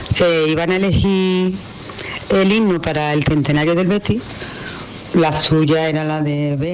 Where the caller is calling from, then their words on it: Seville, Andalusia, Spain; Buenos días, soy … de Sevilla.